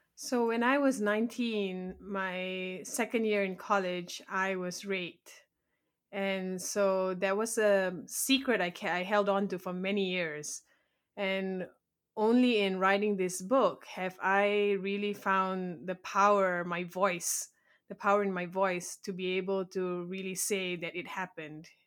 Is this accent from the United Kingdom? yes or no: no; Malaysia; first language English; moved away as an adult; now in United States; I was born and raised in Malaysia, and I moved to America about eight years ago